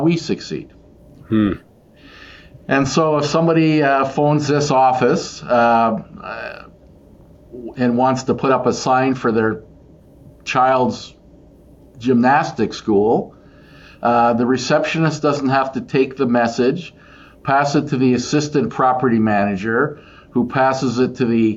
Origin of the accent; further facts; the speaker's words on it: Portage la Prairie, Manitoba, Canada; growing up in an agricultural family and a grocery store, corner grocery store, much like your grandfather in a different town in Portage